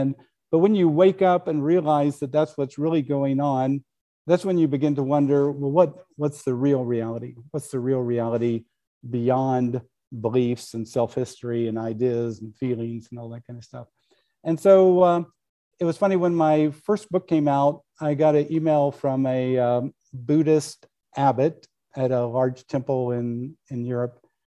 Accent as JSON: {"language": "English", "region": "Midwest", "country": "United States", "tie": "born or raised there", "said": "I grew up in the Midwest. In our family, we never had alcohol in the house."}